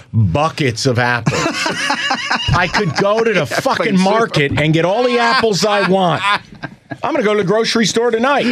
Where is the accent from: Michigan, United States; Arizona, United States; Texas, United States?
Michigan, United States; Detroit; I'm from Metro Detroit.